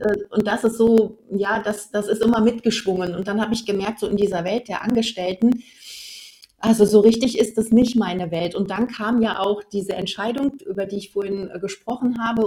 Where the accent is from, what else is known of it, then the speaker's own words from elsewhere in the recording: North Rhine-Westphalia, Germany; moved away as an adult; now in Swabia, Germany; ursprünglich komme ich aus Nordrhein-Westfalen. Also ich bin sozusagen eine Rheinländerin und jetzt bin ich Wahlschwäbin seit hm. 2006.